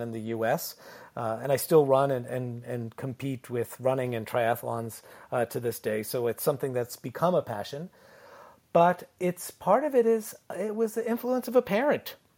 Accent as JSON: {"language": "English", "region": "Connecticut", "country": "United States", "tie": "born or raised there", "moved": "yes", "lives_now": "Ontario, Canada", "said": "I lived in Connecticut, so New England, so we still had ice"}